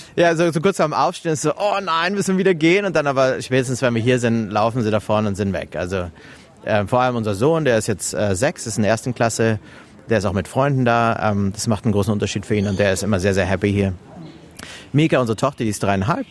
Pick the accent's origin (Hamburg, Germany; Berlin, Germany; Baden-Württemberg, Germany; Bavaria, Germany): Bavaria, Germany; Munich; first language German; moved away as an adult; now in Melbourne, Australia; Ich bin deutschsprachig, ich bin ursprünglich aus München